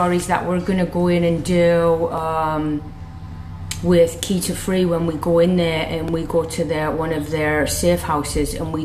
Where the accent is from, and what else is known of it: England, United Kingdom; moved away